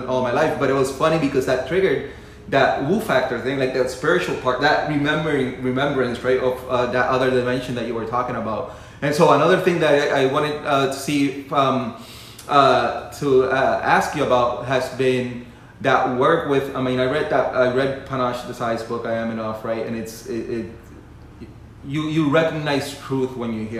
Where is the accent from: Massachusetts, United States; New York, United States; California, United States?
Massachusetts, United States; Western; also born or lived in Puerto Rico; where I was raised, it was a small town in Western Massachusetts